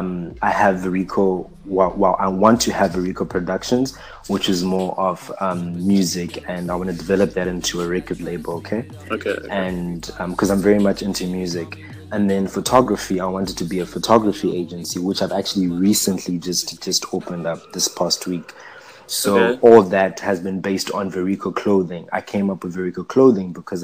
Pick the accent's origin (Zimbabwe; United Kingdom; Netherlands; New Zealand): Zimbabwe; now in Durban, South Africa; I'm from Zimbabwe.